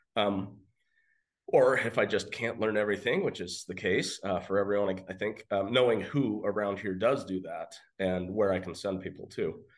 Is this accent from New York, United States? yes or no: no; Western Oregon, United States; moved away as an adult; now in Caldwell, United States; I am from Western Oregon